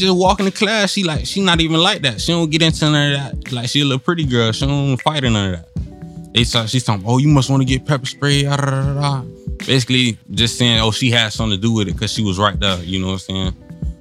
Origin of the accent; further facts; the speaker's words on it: Oakland, Florida, United States; I'm from Oakland.